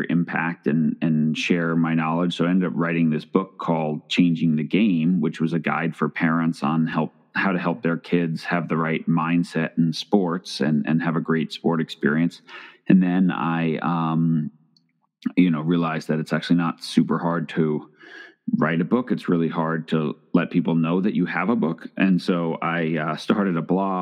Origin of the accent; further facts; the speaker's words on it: Long Island, New York, United States; I grew up in New York